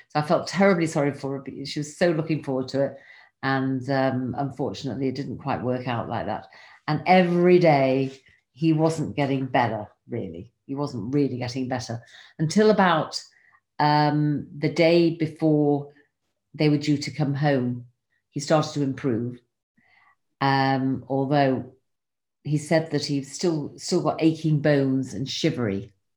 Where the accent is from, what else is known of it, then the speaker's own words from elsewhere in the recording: England, United Kingdom; now in Israel; I live here in Israel, but I'm originally from England